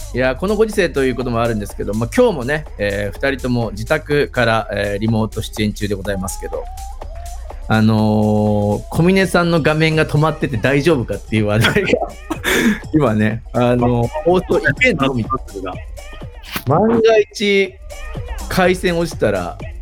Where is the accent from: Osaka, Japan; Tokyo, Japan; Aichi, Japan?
Aichi, Japan; Nagoya; 地元名古屋でございま